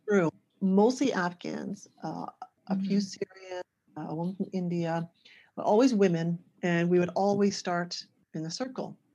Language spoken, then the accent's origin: English; small city outside Toronto, Ontario, Canada; I'm originally from Canada. This was uh, in a small city outside of Toronto